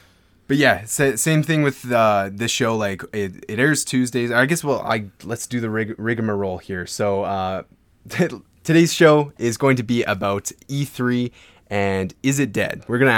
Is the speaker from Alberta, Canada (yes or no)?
yes; Edmonton, Alberta, Canada; So I'm from Edmonton, Alberta, Canada.